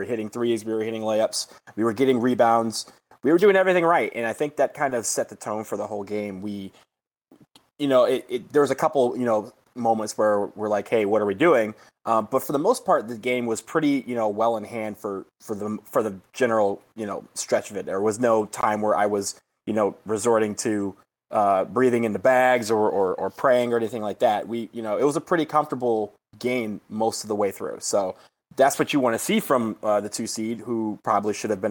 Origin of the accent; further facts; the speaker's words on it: Michigan, United States; now in Washington, D.C., United States; my home state of Michigan